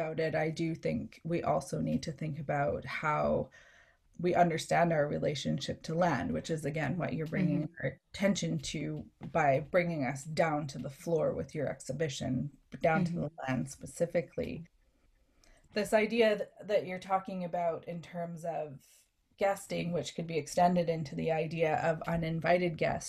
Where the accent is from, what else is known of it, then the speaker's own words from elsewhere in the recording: Canada; So as settler Canadian, my understanding of hospitality is drawing from multi-generations of settler inhabitants